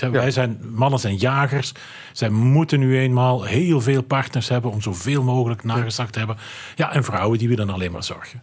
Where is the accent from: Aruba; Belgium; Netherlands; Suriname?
Belgium; Flanders; Bij ons in Vlaanderen